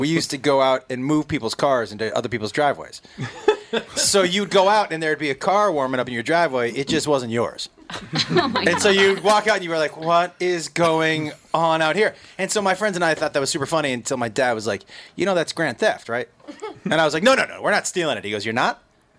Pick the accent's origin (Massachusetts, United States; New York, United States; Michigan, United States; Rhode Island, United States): Massachusetts, United States; Yeah. I from Massachusetts. I went to college in Texas, and I started stand-up in Seattle.